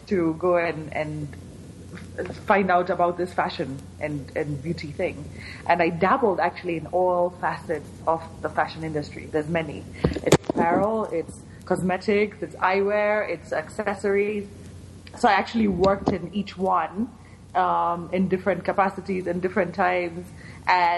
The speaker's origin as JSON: {"language": "English", "country": "Kenya", "tie": "born or raised there", "also_born_or_lived": "San Diego, United States / California, United States", "moved": "as an adult", "said": "I am born and raised in Kenya. Did all my schooling here."}